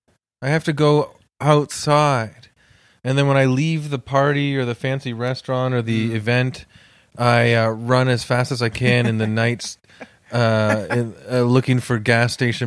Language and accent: English; Toronto, Ontario, Canada; And I'm from Toronto, but I'm from a suburban pocket of Etobicoke.